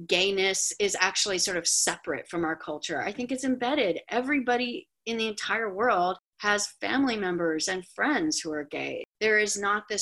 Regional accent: Los Angeles, California, United States; I grew up in Hollywood.

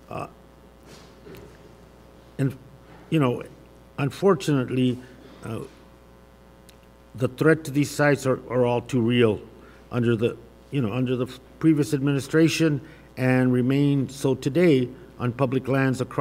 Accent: Arizona, United States; in my home state of uh, in my home in southern Arizona.

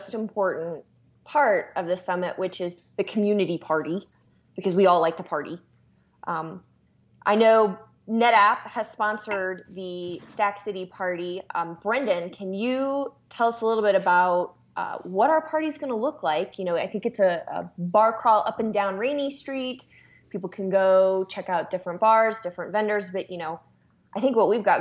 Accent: Kansas City, Missouri, United States; I'm from Kansas City

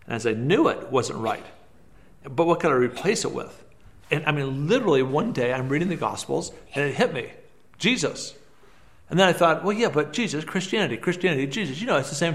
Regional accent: Hillsboro, Oregon, United States; moved away as an adult; also born or lived in Beirut, Lebanon; I was born in Hillsboro, Oregon.

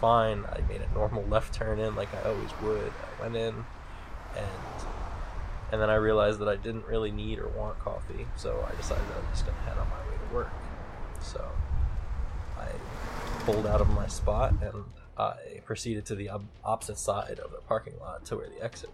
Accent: Trenton, New Jersey, United States; I grew up in Trenton, New Jersey

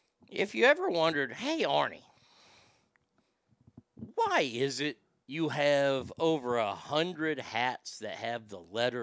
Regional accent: the South, United States; accent: Southern; I would not trade my Southern accent for anything

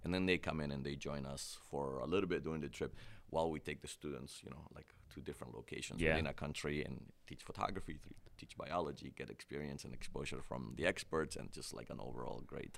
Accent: Cleveland, Ohio, United States; I grew up in Cleveland, so it's like cold compared to Columbus.

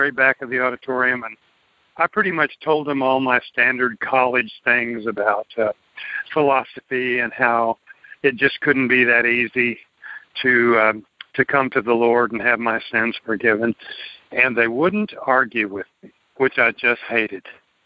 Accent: Tyler, Texas, United States; I grew up in Tyler, which is a mid-sized city here in East Texas

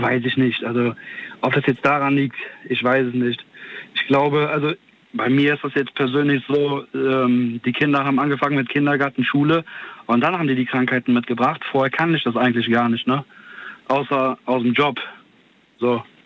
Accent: Cologne, North Rhine-Westphalia, Germany; ich komme ja aus Köln

